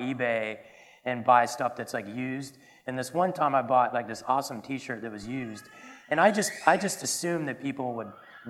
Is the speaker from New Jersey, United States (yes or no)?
no; Marietta, Georgia, United States; accent: Southern; moved away as an adult; now in San Francisco, United States; I tell people I'm from Atlanta, Georgia, but more specifically I'm from Marietta, which we would say Mayetta. Southern, yeah. And where I grew up in a really big neighborhood.